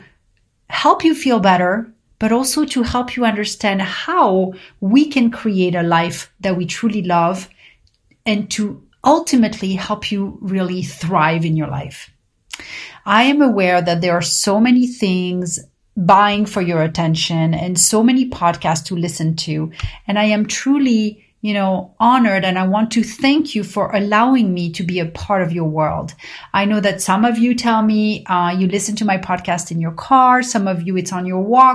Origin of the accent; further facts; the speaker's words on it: Paris, Île-de-France, France; growing up in Paris